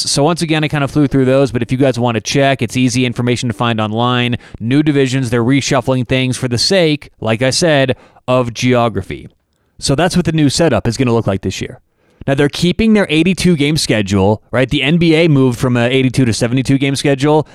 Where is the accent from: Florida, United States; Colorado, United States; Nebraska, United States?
Colorado, United States; Denver; I'm, I'm from Denver, Colorado